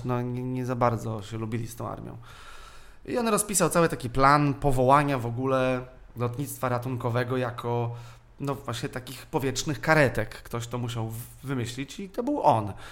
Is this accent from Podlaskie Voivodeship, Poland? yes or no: no; Warsaw, Masovian Voivodeship, Poland; ja jestem ze Śródmieścia